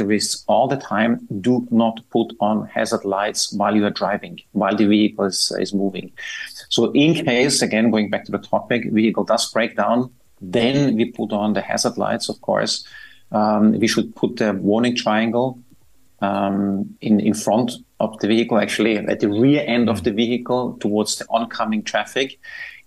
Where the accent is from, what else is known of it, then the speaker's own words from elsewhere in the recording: Austria; moved away as an adult; now in Dubai, United Arab Emirates; I'm from Austria